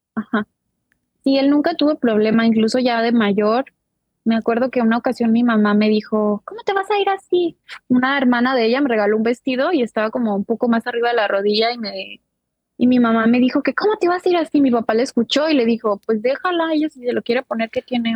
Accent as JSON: {"language": "Spanish", "region": "Jalisco", "country": "Mexico", "moved": "yes", "lives_now": "United States", "said": "soy de ahí de Jalisco también. Eh, actualmente resido en los Estados Unidos"}